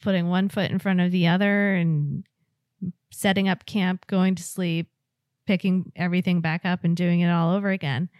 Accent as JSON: {"language": "English", "region": "West Coast", "country": "United States", "tie": "born or raised there", "moved": "yes", "said": "I grew up on the West Coast, and on the East Coast, I only lived in cities"}